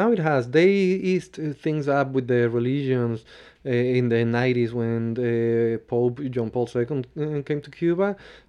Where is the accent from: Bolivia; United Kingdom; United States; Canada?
Bolivia; I grew up in Bolivia because my parents, they were diplomats and they were there, and my mom's Bolivian